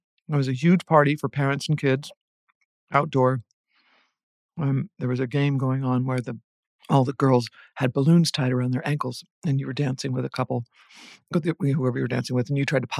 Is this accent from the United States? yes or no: yes; Dayton, Ohio, United States; That's correct, Dayton, Ohio.